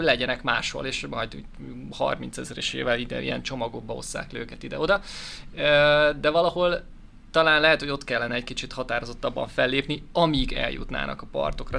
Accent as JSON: {"language": "Hungarian", "country": "Hungary", "said": "magyar vagyok"}